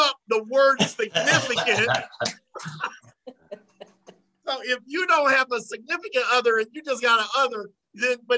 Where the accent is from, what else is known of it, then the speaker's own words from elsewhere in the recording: Savannah, Georgia, United States; I was from Savannah